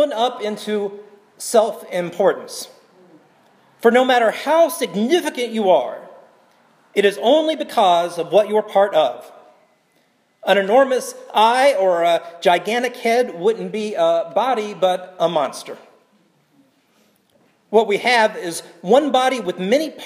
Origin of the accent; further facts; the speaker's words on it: South Carolina, United States; now in Portland, United States; my home state of South Carolina